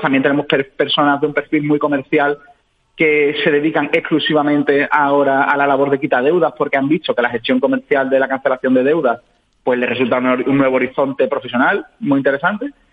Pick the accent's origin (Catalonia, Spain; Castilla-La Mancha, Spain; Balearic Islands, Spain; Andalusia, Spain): Andalusia, Spain; Seville; yo soy de Sevilla, un ciudadano sevillano